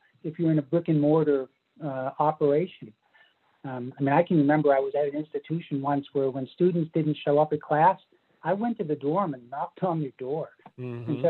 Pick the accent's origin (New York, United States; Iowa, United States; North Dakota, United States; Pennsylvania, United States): Pennsylvania, United States; moved away; the state of Pennsylvania, which actually is my home state from 50 or 60 years ago